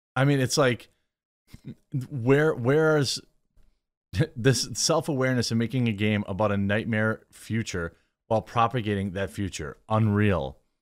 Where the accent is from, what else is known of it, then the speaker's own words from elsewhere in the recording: Midwest, United States; I'm from the Midwest